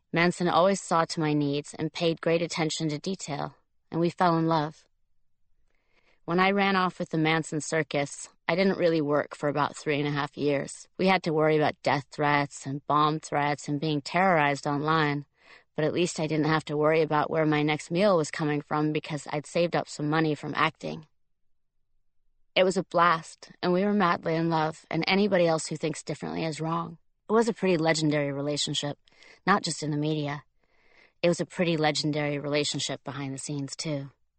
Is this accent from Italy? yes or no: yes; Tuscany, Italy; Italy, to the Tuscan countryside where I was born and raised. I was trying to find the stone barn I was born in on the Duke's property.